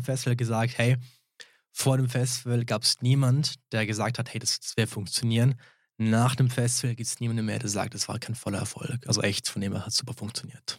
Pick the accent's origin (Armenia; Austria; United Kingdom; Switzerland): Switzerland; St. Moritz, Graubünden; ich bin einheimisch, ich bin da aufgewachsen in St. Moritz